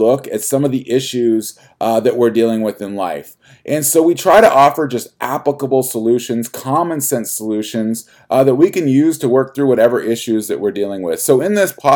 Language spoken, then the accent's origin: English; United States; as an American